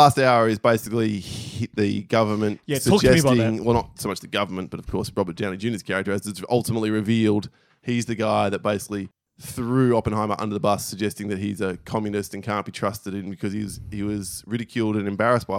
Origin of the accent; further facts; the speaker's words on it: Australia; We're Australian. We should know. We don't.